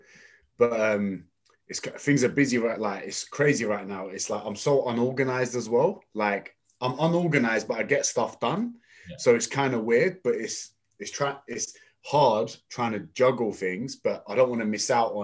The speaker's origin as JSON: {"language": "English", "region": "London", "country": "United Kingdom", "tie": "born or raised there", "also_born_or_lived": "Tottenham, North London", "said": "I was born in North London, moved to East London and ended up going to school in East London in Custom House near the Excel Centre"}